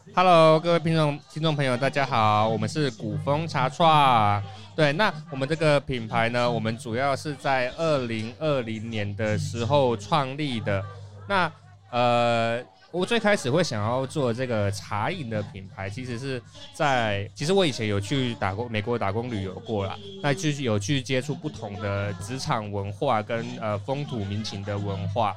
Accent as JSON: {"language": "Chinese", "region": "Taoyuan", "country": "Taiwan", "tie": "born or raised there", "said": "本身土生土长的桃园人"}